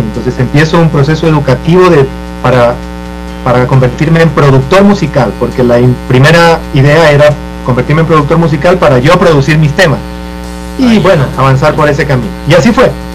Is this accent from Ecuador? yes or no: yes; Esmeraldas, Ecuador; De donde yo vengo, yo vengo de, de, Esmeraldas.